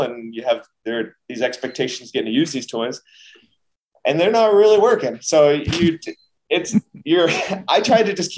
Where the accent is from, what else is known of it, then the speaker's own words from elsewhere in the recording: United States; being American